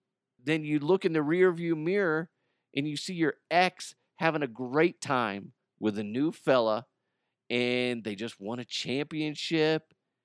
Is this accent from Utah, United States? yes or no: no; New York, United States; so I could play in front of the Knicks. Okay? That's where I grew up. That's my hometown.